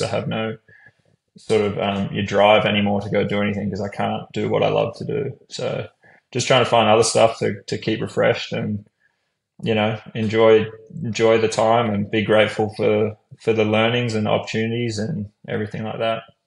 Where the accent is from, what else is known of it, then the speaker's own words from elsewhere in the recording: Brisbane, Queensland, Australia; moved away as an adult; I'm from Brisbane, so I sort of had that. You know, I'd grown up there my whole life.